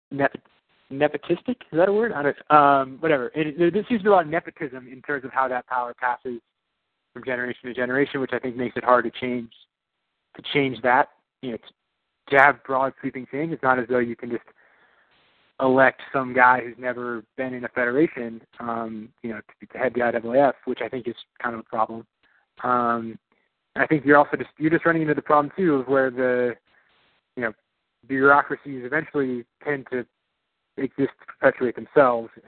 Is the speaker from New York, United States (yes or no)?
yes; New York, United States; born there; I was actually I was born in New York. That's where my family's from.